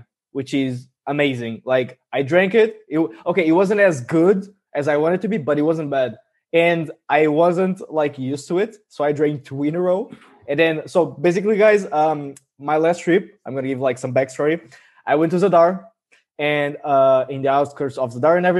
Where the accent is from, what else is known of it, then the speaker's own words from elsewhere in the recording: Olhão, Algarve, Portugal; my hometown, in Olhão